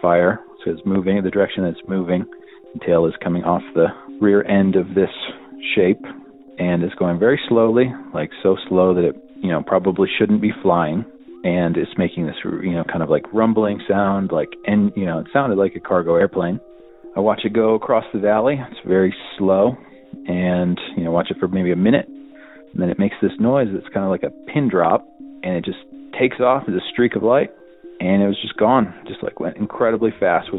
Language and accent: English; Ohio, United States; also born or lived in Millersburg, Ohio; now in New Mexico, United States; I grew up in Ohio